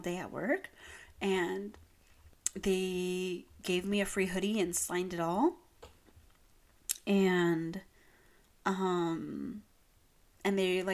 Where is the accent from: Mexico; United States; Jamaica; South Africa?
United States; Long Beach, California; moved away; I'm from Long Beach, and they're, like, we have Shoreline Village